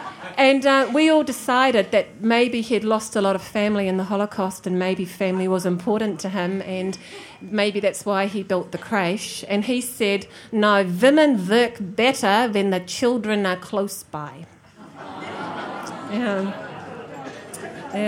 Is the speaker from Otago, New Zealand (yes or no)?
no; Auckland, New Zealand; I grew up in the Te Aritu Peninsula. It was pretty rural in the 1950s and 1960s.